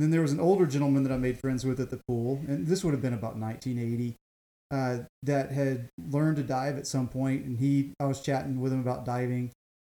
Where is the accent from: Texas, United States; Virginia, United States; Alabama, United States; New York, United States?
Alabama, United States; South; moved away as an adult; now in California, United States; I grew up in South Alabama, about 60 miles north of Mobile